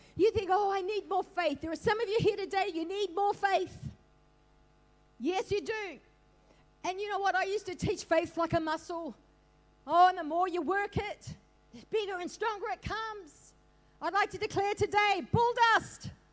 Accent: Australia; also born or lived in Northern Beaches, Sydney; I'm an Aussie, I am. I'm a proud Aussie

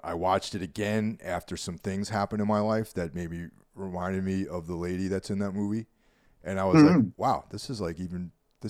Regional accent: Carmel, New York, United States; In my hometown, Carmel, New York

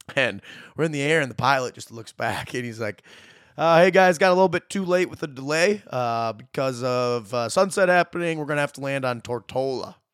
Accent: Dexter, Michigan, United States; moved away as an adult; now in British Virgin Islands; I am from Dexter, Michigan, just outside Ann Arbor, born and raised here.

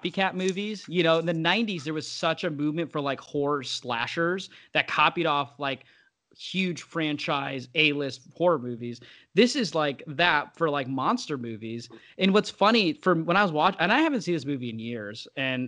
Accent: United States; I'm American

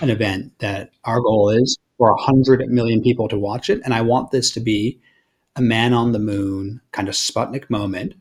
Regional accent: Australia; I'm Australian

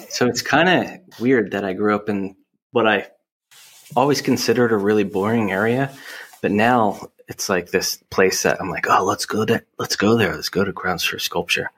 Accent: Hamilton, New Jersey, United States; now in Philadelphia, United States; I grew up in Hamilton, New Jersey

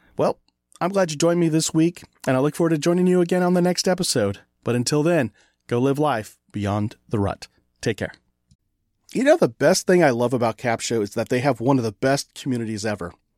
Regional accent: California, United States; moved away; I'm from California, originally

